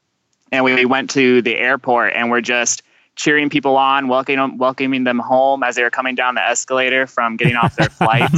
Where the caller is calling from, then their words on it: Dayton, Ohio, United States; I'm calling you guys from Dayton, Ohio.